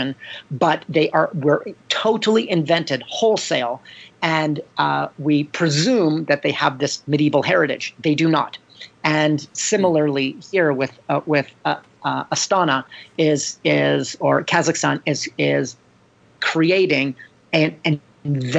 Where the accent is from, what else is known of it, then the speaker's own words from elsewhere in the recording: Canada; I'm Canadian